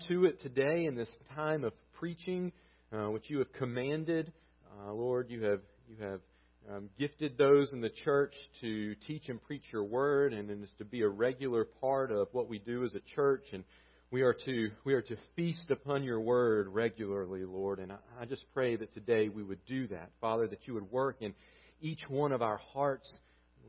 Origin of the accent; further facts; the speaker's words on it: Southern United States, United States; accent: thick Southern; we're a group with thick Southern accents